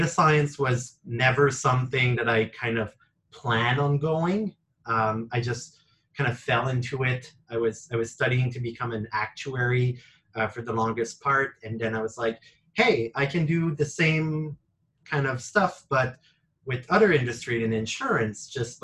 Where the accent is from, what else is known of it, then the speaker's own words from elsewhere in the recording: Quebec, Canada; I'm originally from Quebec